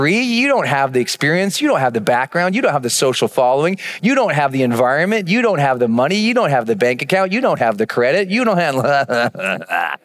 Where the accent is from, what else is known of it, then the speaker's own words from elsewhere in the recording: Montana, United States; I'm from Montana